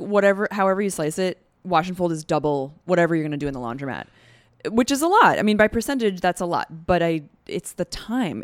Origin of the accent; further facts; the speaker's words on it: Adirondacks, upstate New York, United States; moved away as an adult; now in New York City, United States; from upstate Adirondacks region.